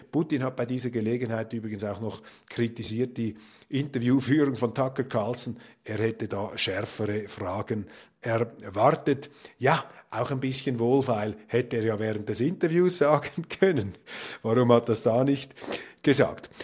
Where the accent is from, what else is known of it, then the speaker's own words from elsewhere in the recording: Switzerland; Als Schweizer